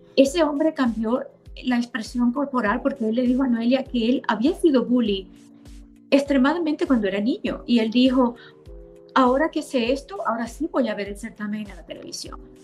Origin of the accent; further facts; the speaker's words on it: Maracaibo, Zulia, Venezuela; moved away as an adult; now in United States; yo nací y crecí en Venezuela, nací en Maracaibo